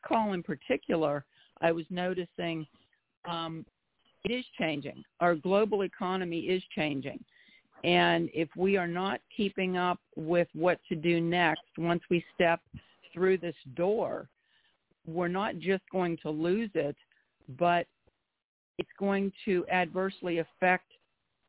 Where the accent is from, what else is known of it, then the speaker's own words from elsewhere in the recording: Pennsylvania, United States; moved away; I am originally from Pennsylvania, so I grew up in with good stock